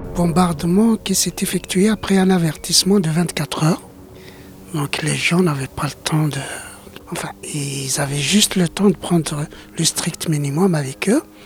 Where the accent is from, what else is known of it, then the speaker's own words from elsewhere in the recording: Greater Kabylie, Algeria; French is a second language; moved away as an adult; now in France; je suis originaire de la Grande Kabylie